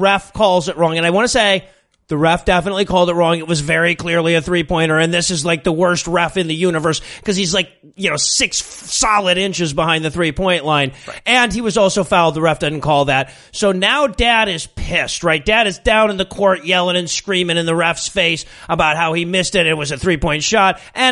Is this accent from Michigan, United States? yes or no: yes; Ann Arbor, Michigan, United States; I grew up in Ann Arbor